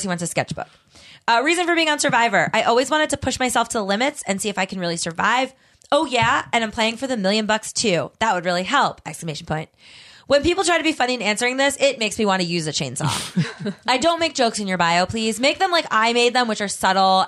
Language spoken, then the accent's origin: English; Davie, Florida, United States; I grew up in Davie, Florida.